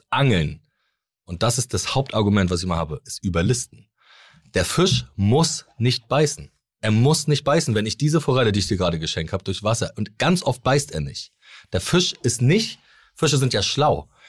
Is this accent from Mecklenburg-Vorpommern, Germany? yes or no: yes; Mecklenburg-Vorpommern, Germany; haben praktisch in, bei uns in MacPom alle großen Seen von Müritz bis Plau am See, sind tausende Seen.